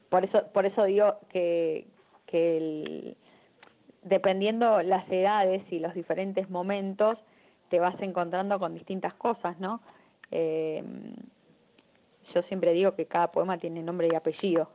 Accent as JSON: {"language": "Spanish", "country": "Argentina", "said": "amo mi país"}